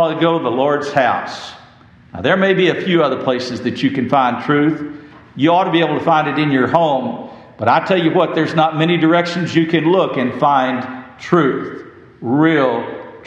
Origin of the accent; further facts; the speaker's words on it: West Texas, United States; I grew up in West Texas